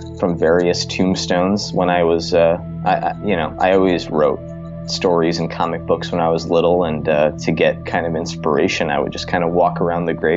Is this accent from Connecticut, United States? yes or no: yes; Trumbull, Connecticut, United States; I grew up in Trumbull, Connecticut